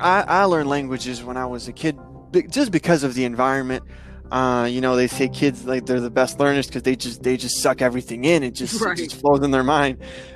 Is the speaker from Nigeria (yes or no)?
no; Dominican Republic; as a third culture kid, I grew up in Dominican Republic.